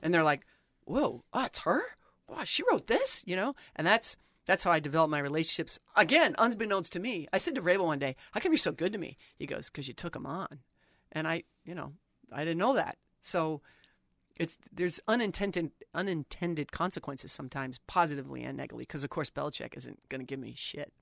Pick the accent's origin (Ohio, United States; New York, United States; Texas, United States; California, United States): New York, United States; Long Island; moved away; I was born on Long Island in New York City